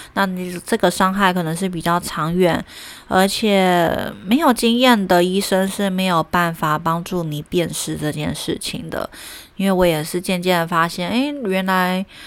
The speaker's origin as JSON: {"language": "Chinese", "country": "Taiwan", "also_born_or_lived": "Germany", "moved": "yes", "said": "我刚回来台湾工作"}